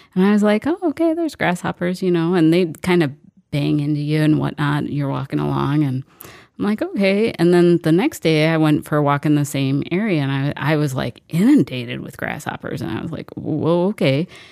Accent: Mankato, Minnesota, United States; I grew up in Mankato.

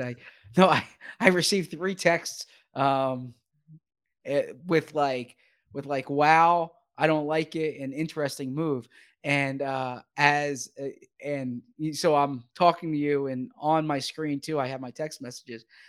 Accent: Philadelphia, Pennsylvania, United States; I'm from Philly

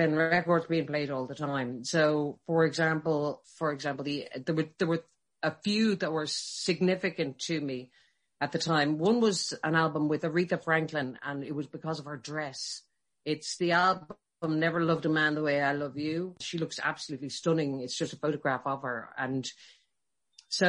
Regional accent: Dublin, Leinster, Ireland; I grew up in Rathfarnham. So I'm a Dublin

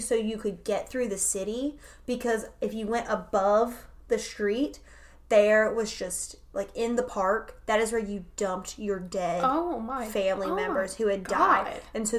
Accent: Wilmington, North Carolina, United States; I am originally from the Wilmington area, which is a huge, like, back in the day, it was a huge port city. It still is a port city.

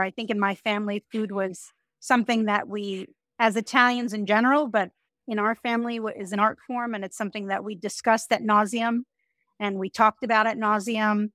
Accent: Woodmere, New York, United States; moved away as an adult; now in Miami, United States; Woodmere, Long Island, which is where I grew up

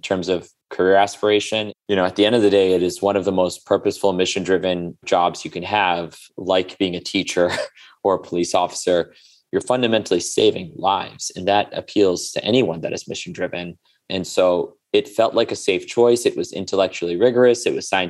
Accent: New York City, New York, United States; also born or lived in India; I was born in India to immigrant parents. Came to this country when I was 2 and moved to Queens, right next to Shea Stadium.

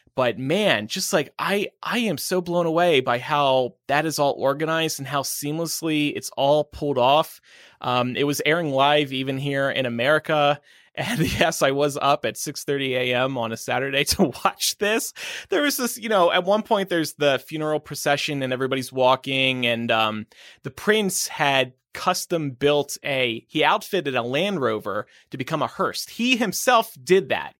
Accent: Nevada, United States; moved away; my home state of Nevada

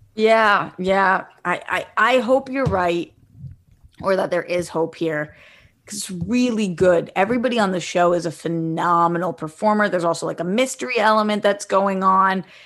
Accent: East Coast, United States; now in West Coast, United States; I came from the East Coast. I live on the West Coast.

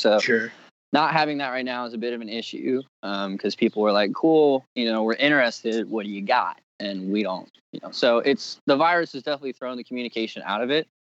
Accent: Richmond, Virginia, United States; Cause when I was growing up in Richmond, it was all about the hardcore scene.

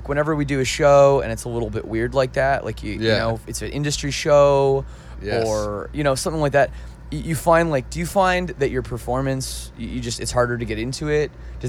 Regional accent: Canada; I'm from Canada.

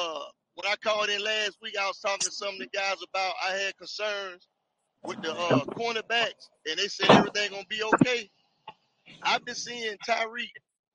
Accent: Atlanta, Georgia, United States; accent: Atlanta; now in Jacksonville, United States; my Atlanta accent?

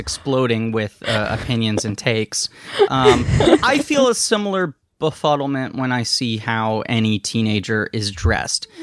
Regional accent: New York City, New York, United States; I live in New York City. I grew up in New York City. Um, Manhattan in particular

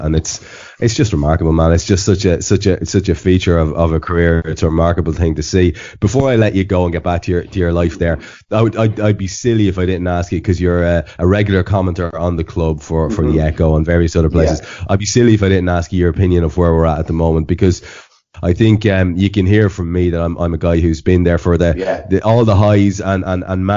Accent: Ireland; as an Irishman

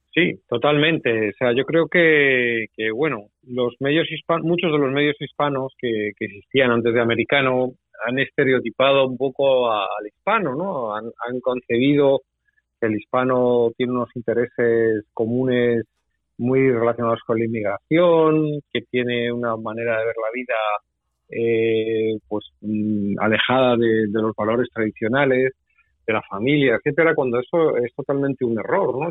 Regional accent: Spain; now in United States; yo vengo de España

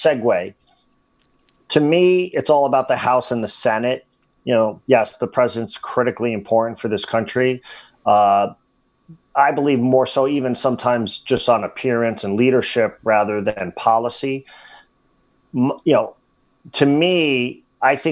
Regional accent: New Jersey, United States; moved away; you and I grew up in New Jersey

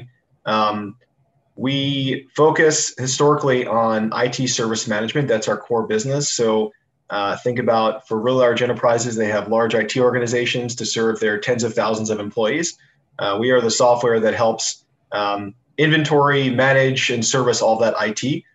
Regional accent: Long Island, New York, United States; also born or lived in Philadelphia; born and raised in Long Island, New York

